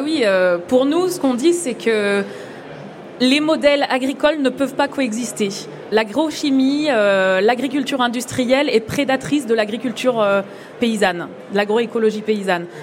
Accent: France; en tant que Français, en tant qu'Européens

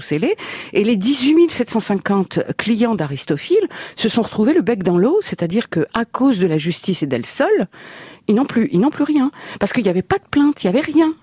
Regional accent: Paris, Île-de-France, France; also born or lived in Reims; j'ai grandi à Paris

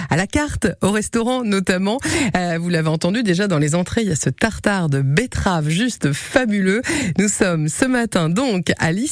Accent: Normandy, France; moved away as an adult; now in Finistère, France; je suis normande, personne n'est parfait, il paraît.

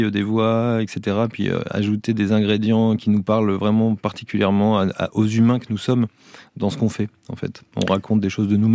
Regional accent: Calais, Hauts-de-France, France; Alors, euh, on est originaire de Calais, une ville qu'on affectionne encore beaucoup.

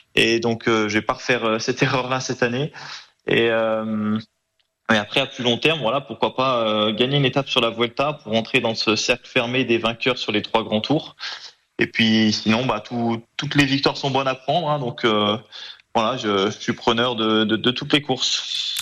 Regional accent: Trièves, Auvergne-Rhône-Alpes, France; also born or lived in Grenoble; le Trièvre, voilà, c'est là où vivent mes parents, là où j'ai grandi

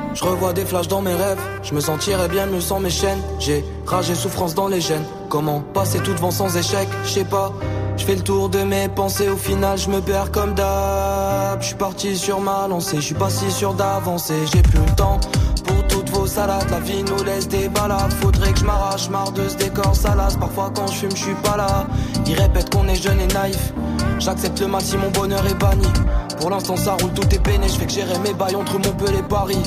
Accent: Morocco; now in Marseille, France; je viens du Maroc

